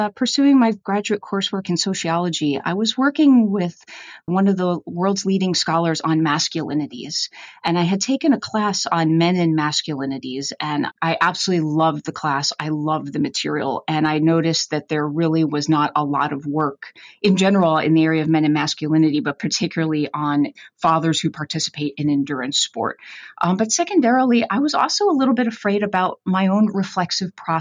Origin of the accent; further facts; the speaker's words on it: Northeast, United States; moved away as an adult; also born or lived in Gainesville, Florida; growing up in the Northeast, I played hockey